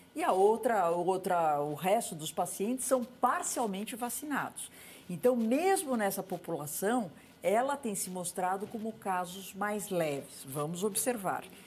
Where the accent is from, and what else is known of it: Brazil